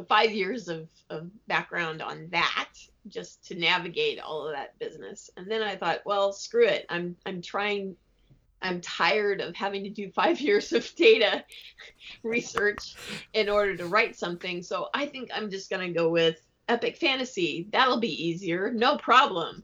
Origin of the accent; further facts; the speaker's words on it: United States; I'm an American and I'm not Irish